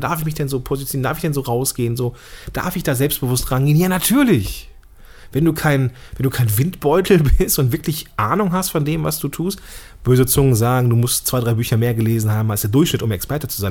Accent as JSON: {"language": "German", "town": "Langenfeld", "region": "North Rhine-Westphalia", "country": "Germany", "said": "Ich komme hier aus Langfeld"}